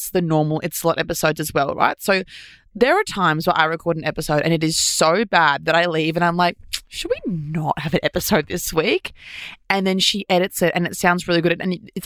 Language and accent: English; Australia